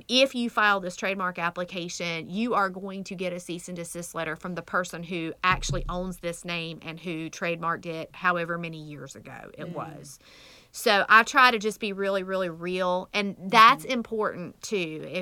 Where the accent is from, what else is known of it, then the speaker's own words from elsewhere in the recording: United States; accent: country; my country accent, I was raised in the middle of that burn nowhere